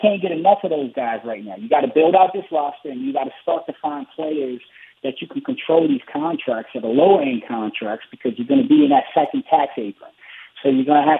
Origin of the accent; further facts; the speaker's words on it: United States; I'm from New York, New Jersey